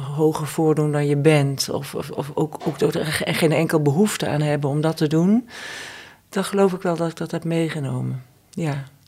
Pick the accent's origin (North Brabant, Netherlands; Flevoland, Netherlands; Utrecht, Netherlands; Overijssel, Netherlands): North Brabant, Netherlands; Eindhoven; Ik kom dus uit Eindhoven